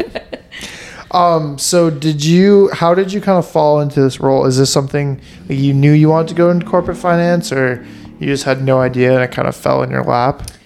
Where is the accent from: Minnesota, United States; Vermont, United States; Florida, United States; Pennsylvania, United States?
Vermont, United States; now in Boston, United States; I grew up in Vermont